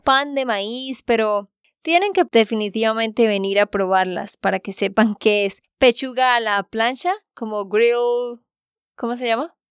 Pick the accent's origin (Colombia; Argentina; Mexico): Colombia; Santander; de Santander, Colombia